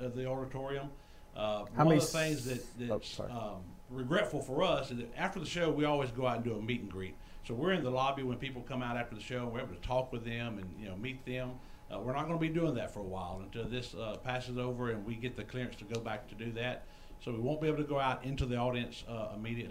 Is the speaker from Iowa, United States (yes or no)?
no; Spartanburg, South Carolina, United States; moved away as an adult; also born or lived in Nashville, Tennessee; now in Pigeon Forge, United States; I am from Spartanburg, South Carolina.